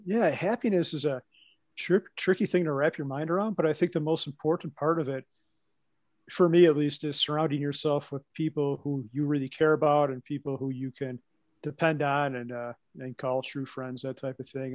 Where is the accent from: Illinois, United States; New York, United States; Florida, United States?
Illinois, United States; Chicago; accent: Midwest; also born or lived in Wisconsin; now in Colorado, United States; I grew up outside of Chicago, a northwest suburb.